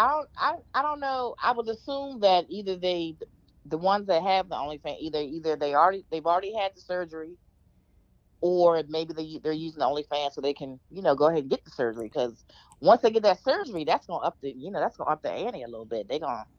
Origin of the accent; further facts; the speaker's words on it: United States; now in Maryland, United States; No, I'm in Maryland, but you know, we typically say the DMV, which is DC, Maryland, and Virginia.